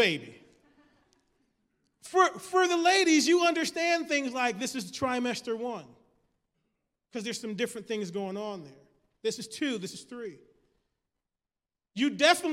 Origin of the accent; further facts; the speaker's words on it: Michigan, United States; I'm from Michigan